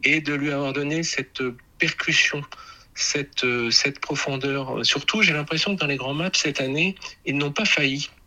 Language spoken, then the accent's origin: French; Normandy, France; moi je viens de Normandie, je suis un homme de la pluie